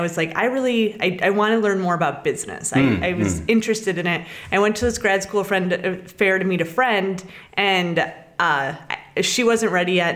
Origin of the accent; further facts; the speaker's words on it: Rock Falls, Illinois, United States; also born or lived in Chicago, Illinois; I grew up in the Midwest. I grew up in a small town 2 hours west of Chicago called Rock Falls, Illinois